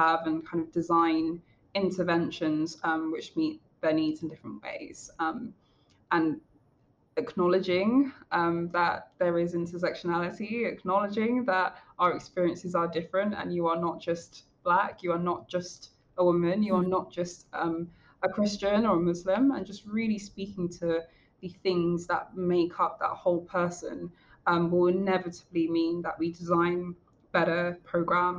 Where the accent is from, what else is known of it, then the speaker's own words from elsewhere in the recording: London, United Kingdom; a Black woman from a working class background in London